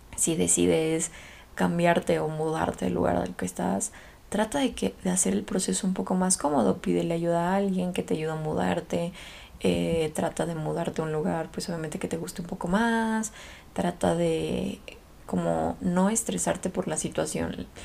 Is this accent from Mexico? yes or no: yes; Mexico; moved away as an adult; la primera vez que me fui de México